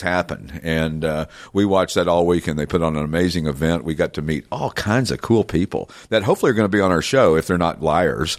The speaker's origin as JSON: {"language": "English", "town": "Knoxville", "region": "Tennessee", "country": "United States", "tie": "born or raised there", "moved": "yes", "lives_now": "Morgantown, United States", "said": "I grew up in Knoxville, which was north of there, about ninety miles"}